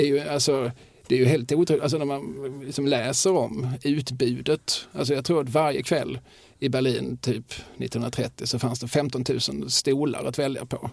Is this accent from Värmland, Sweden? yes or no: no; Eslöv, Skåne, Sweden; jag är uppvuxen i Eslöv